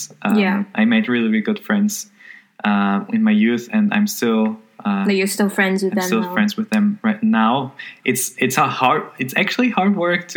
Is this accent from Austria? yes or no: yes; Austria; also born or lived in Innsbruck; I'm from Austria. I live in Innsbruck.